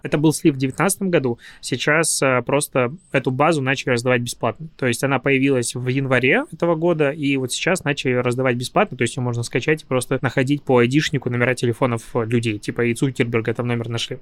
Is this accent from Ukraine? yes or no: no; Belarus; now in Russia; я приехал из Беларуси